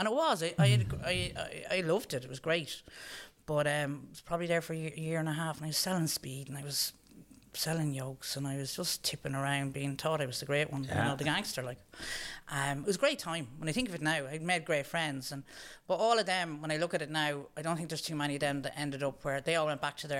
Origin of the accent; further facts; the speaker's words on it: Dublin, Leinster, Ireland; also born or lived in London; Yeah, we came home from London. And when I moved home from London, my parents were living in Dublin.